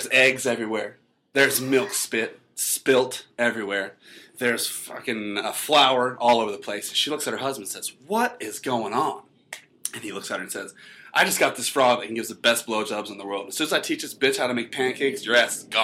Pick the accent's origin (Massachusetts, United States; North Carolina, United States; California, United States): North Carolina, United States; I'm from North Carolina